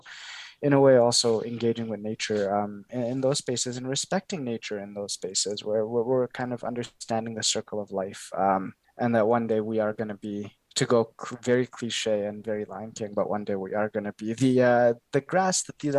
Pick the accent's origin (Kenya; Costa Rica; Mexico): Kenya; now in Canada; I come, I was born in Kenya, and I come from Kenya